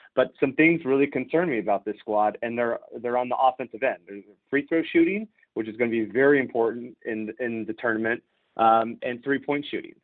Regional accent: San Diego, California, United States; I grew up in San Diego

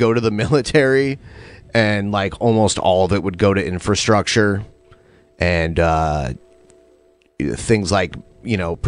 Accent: Toledo, Ohio, United States; moved away as an adult; my hometown's like pothole city.

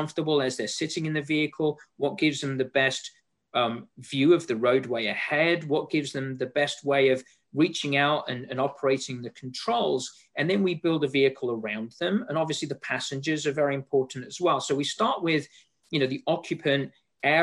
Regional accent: England, United Kingdom; moved away; as you can tell from my accent, and Laura, you and I have spoken before, you know, I'm from England, so I'm a European

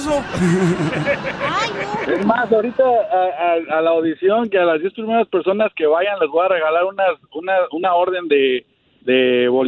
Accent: Mexico City, Mexico; now in United States; Yo soy de la Ciudad de México.

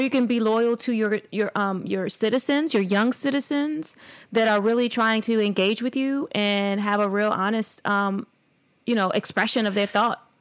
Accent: United States; me as being a, a Black American, an African American descendant of slavery

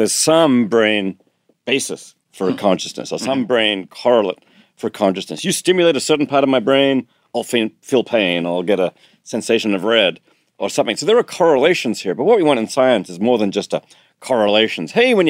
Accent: Australia; And although I'm Australian, I'm not very good at surfing, I'm afraid.

